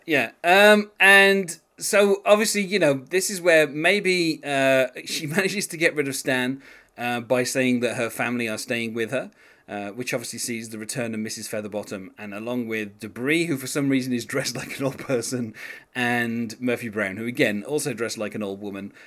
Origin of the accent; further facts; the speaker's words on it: United Kingdom; being a British person